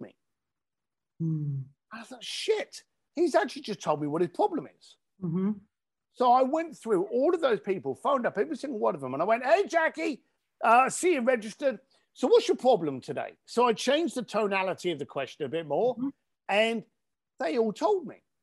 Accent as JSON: {"language": "English", "country": "United Kingdom"}